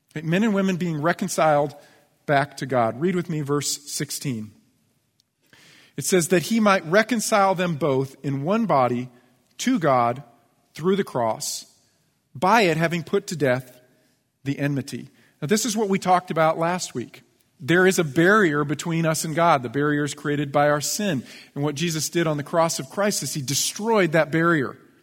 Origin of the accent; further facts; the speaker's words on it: United States; I'm an American. I'm a U S citizen